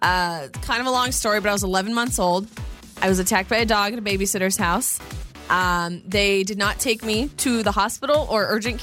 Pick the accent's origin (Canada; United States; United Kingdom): United States; Idaho; also born or lived in Phoenix, Arizona; So I grew up in Idaho, but when I was a little girl, I mean, I was born in Phoenix, and so I lived in the desert for a few years.